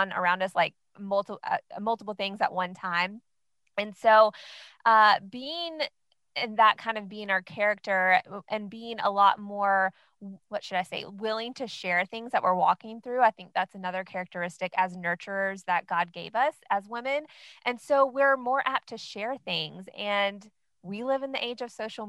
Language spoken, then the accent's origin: English; North Carolina, United States; I am actually from North Carolina, and I am married to my high school sweetheart.